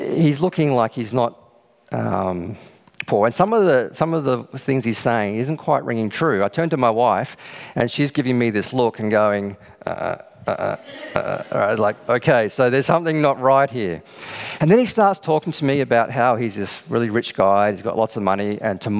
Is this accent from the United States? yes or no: no; Australia; we're Australian